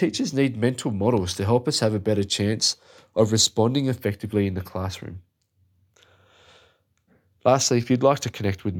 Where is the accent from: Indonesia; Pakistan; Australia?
Australia; As an Aussie